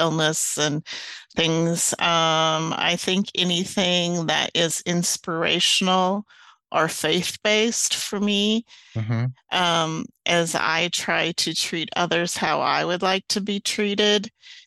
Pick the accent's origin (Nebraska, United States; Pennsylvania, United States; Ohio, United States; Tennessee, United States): Nebraska, United States; Kearney; now in Arizona, United States; I grew up in the Midwest in Kearney, Nebraska